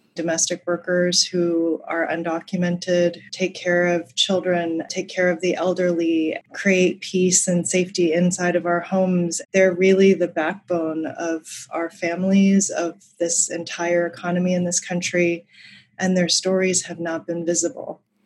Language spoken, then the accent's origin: English; Colorado, United States; When I was a kid growing up in Colorado